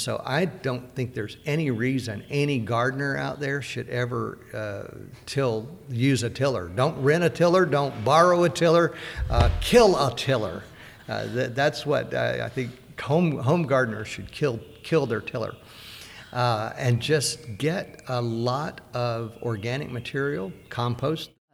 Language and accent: English; Deep South, United States; I grew up in the Deep South